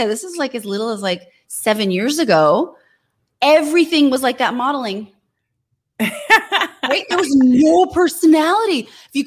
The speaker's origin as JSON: {"language": "English", "town": "Fremont", "region": "California", "country": "United States", "tie": "born or raised there", "said": "I grew up in Fremont"}